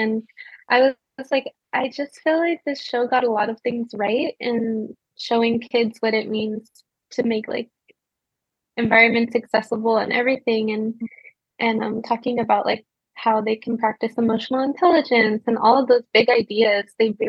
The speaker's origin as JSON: {"language": "English", "town": "Los Angeles", "region": "California", "country": "United States", "said": "And I'm from Los Angeles. I was a former educator, K-3."}